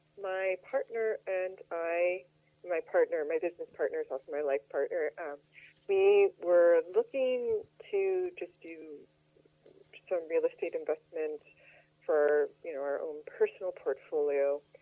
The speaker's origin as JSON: {"language": "English", "town": "Chicago", "region": "Illinois", "country": "United States", "also_born_or_lived": "Los Angeles", "accent": "Midwestern", "moved": "yes", "lives_now": "New York, United States", "said": "Yes, I'm originally from Chicago. I've actually lived in all three major cities in the U.S., Chicago, L.A., and New York."}